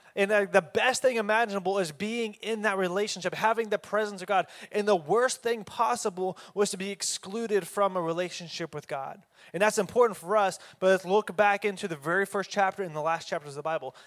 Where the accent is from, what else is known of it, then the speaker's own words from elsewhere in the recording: Oklahoma, United States; I'm from Oklahoma.